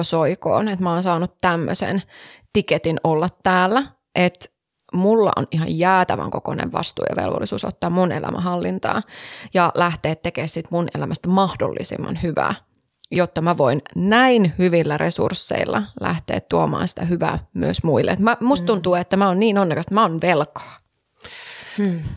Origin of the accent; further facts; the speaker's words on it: Savonia, Finland; Savossa, mun pitää viedä sut sinne, mistä mä oon kotoisin